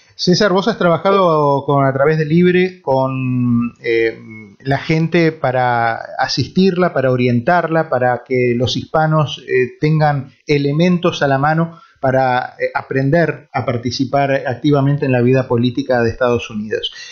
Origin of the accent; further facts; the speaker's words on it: Argentina; now in United States; como argentino